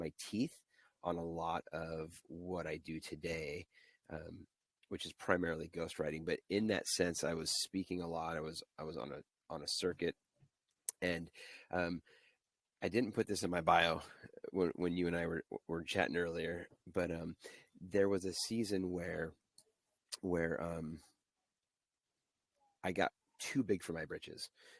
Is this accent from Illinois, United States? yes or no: yes; suburbs of Chicago, the Midwest, Illinois, United States; I grew up in the Midwest, in the suburbs of Chicago mostly